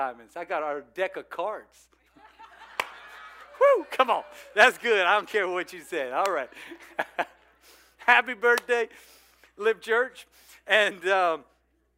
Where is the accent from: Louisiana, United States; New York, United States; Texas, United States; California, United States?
Louisiana, United States; South; moved away; I'm from South Louisiana